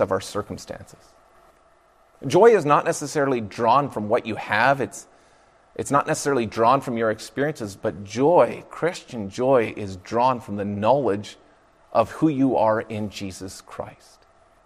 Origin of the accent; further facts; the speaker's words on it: Fraser Valley, British Columbia, Canada; I grew up in the Fraser Valley of British Columbia